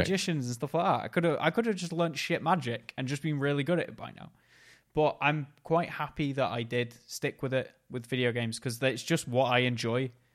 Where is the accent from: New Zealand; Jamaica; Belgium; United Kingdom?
United Kingdom; Macclesfield, North West England; he came to my hometown